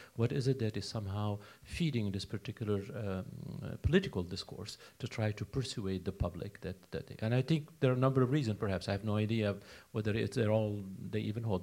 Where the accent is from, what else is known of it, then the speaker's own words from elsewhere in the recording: United States; also born or lived in Baltimore; I'm American, I live in the States